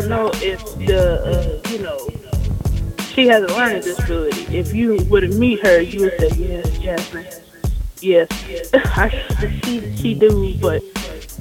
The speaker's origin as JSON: {"language": "English", "region": "Michigan", "country": "United States", "moved": "as an adult", "lives_now": "South Carolina, United States", "said": "I'm from Michigan as well"}